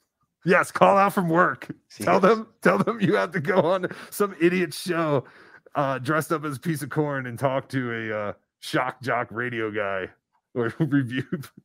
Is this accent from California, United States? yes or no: yes; Canoga Park, California, United States; So now you all know … from Canoga Park